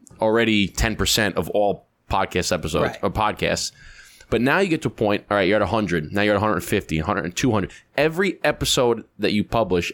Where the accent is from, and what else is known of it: Long Island, New York, United States; born or raised there